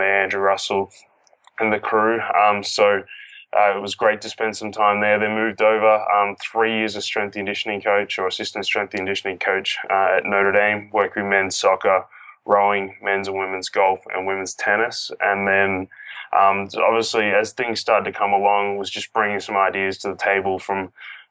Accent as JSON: {"language": "English", "country": "Australia", "moved": "as an adult", "lives_now": "United States", "said": "I'm obviously from Australia and I've moved over to the US for work."}